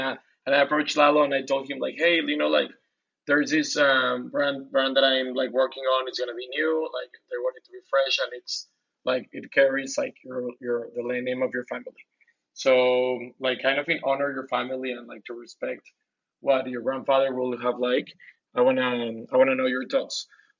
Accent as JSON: {"language": "English", "town": "Guadalajara", "region": "Jalisco", "country": "Mexico", "said": "also from Guadalajara."}